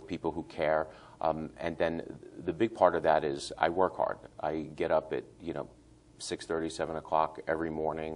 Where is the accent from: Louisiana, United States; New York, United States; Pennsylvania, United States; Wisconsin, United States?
New York, United States; New York City; moved away as an adult; now in Hernando County, United States; We grew up relatively poor in New York City, lived in a town, Howard Beach